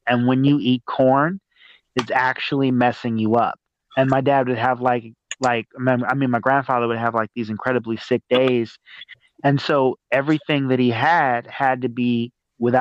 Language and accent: English; Arkansas, United States; moved away; also born or lived in California; I grew up in Arkansas. I grew up in a small town like in Arkansas